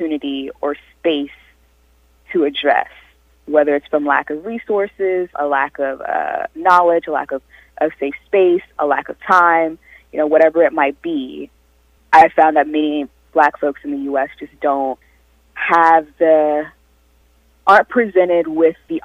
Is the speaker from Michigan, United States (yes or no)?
no; South Carolina, United States; moved away; having grown up in South Carolina and having been raised in a Southern Baptist tradition